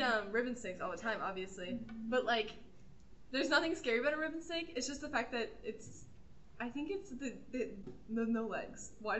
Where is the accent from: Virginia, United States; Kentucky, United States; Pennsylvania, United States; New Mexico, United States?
Kentucky, United States; Louisville; I was raised in Louisville, and my mom was, like, a single mom, so we weren't that, like, privileged when I was growing up